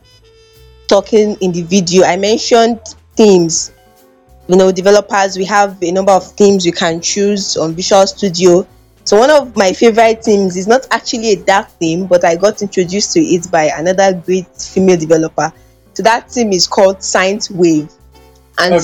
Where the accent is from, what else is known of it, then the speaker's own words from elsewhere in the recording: Delta, Nigeria; I'm from Delta State, Nigeria. And it's very difficult for many people to believe because I speak pretty good Yoruba